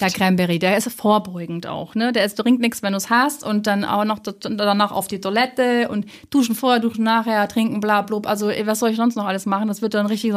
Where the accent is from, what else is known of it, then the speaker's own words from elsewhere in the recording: Hamburg, Germany; ich komme ja auch aus Hamburg